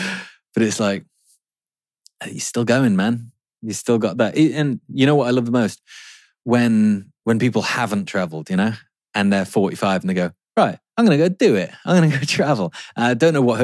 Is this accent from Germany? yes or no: no; England, United Kingdom; being English